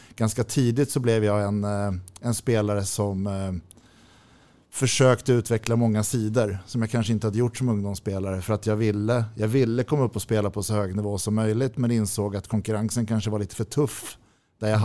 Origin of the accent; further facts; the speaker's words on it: Täby, Stockholm County, Sweden; also born or lived in Nacka / Djurö; Jag är född på Nacka sjukhus. Vi bodde på Djurö när jag var liten. Eh, men när jag var fem flyttade vi till Täby och sen har jag i stort sett bott där